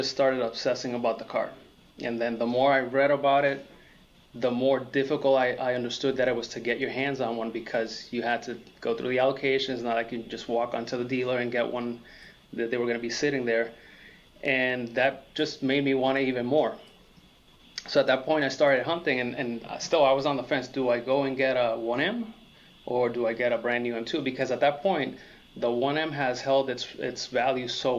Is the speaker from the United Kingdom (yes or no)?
no; Puerto Rico; moved away as an adult; also born or lived in Massachusetts; now in Florida, United States; I grew up in Puerto Rico, I was born in Massachusetts, but I moved to Puerto Rico when I was 7.